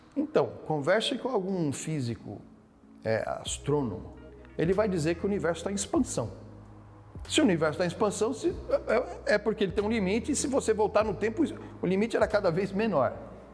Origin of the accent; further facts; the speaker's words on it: Brazil; nós somos brasileiros